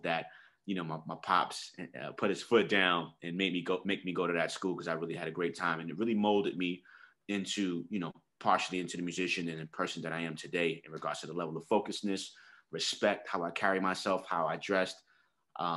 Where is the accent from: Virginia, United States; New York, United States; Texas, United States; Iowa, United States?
New York, United States; New York City; I grew up in the Bronx. I'm from 169th and Washington Avenue, the 9, a hood.